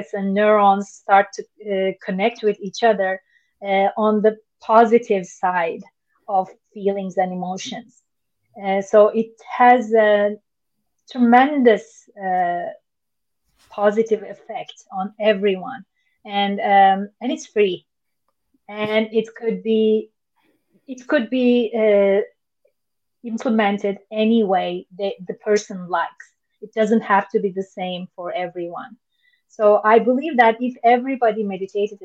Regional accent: Istanbul, Turkey; I was born in Istanbul

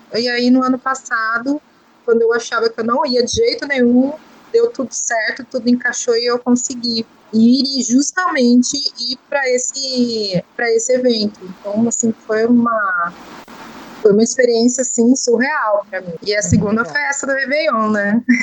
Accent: Sorocaba, São Paulo, Brazil; E eu sou do interior de São Paulo, uma cidade chamada Sorocaba

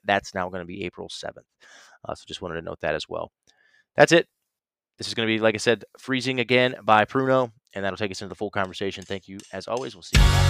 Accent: Ohio, United States; my home state of Ohio

